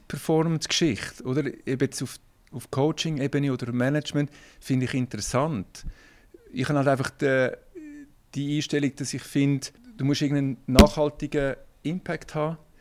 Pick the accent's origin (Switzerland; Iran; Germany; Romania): Switzerland; Kloten, Zurich; ich bin in, in Kloten groß geworden